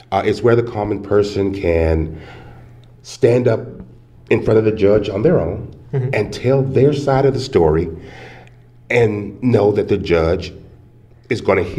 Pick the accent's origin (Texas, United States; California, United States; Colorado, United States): Texas, United States; Houston; moved away as an adult; also born or lived in Oklahoma City; now in Lubbock, United States; I was born in Houston and graduated from Furr High School